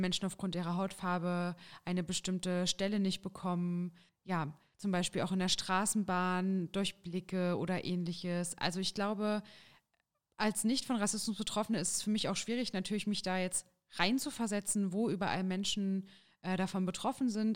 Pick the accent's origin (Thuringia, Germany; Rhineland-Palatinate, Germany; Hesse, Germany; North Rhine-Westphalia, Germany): Thuringia, Germany; Jena; ich bin geboren in Jena und wohne derzeit auch in Jena